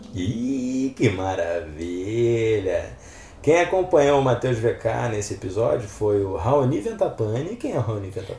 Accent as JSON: {"language": "Portuguese", "region": "Rio de Janeiro", "country": "Brazil", "tie": "born or raised there", "said": "eu vim da Vila Kennedy, gente. Morei na Vila Kennedy até meus 10 anos, 11 anos"}